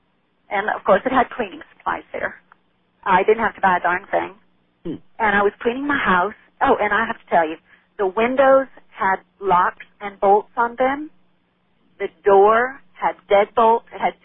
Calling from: Texas, United States; Calling you from Texas.

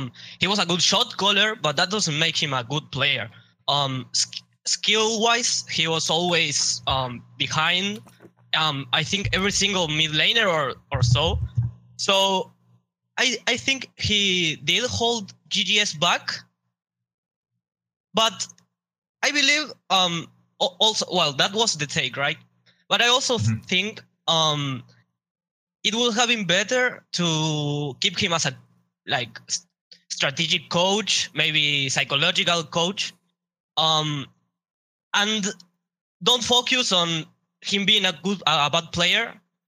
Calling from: Montevideo, Uruguay; I'm calling from Montevideo, Uruguay.

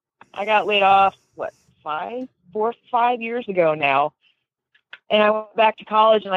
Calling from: Cumberland, Tennessee, United States; I'm calling in from Cumberland, Tennessee, which is about 30 minutes south of Fort Campbell.

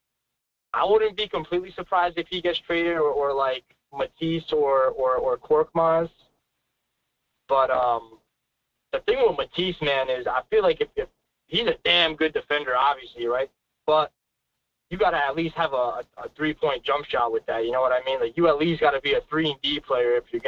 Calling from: New York, United States; Yeah, I'm coming from New York.

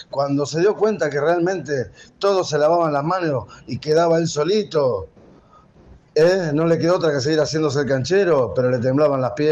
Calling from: Mendoza, Argentina; de Mendoza

